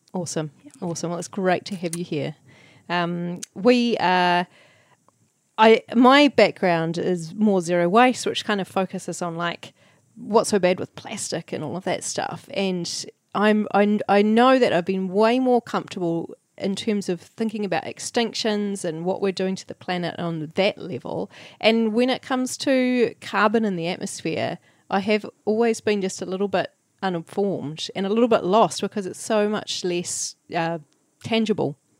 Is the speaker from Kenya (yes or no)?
no; New Zealand; as a New Zealander